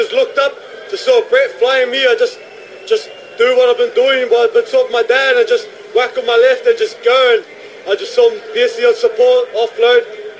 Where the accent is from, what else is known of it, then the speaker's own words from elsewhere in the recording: New Zealand; at the moment I'm New Zealander.